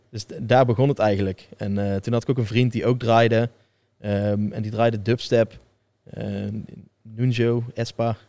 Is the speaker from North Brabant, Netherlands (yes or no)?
yes; Tilburg, North Brabant, Netherlands; ik ben gewoon geboren in Tilburg. Ik groei erop.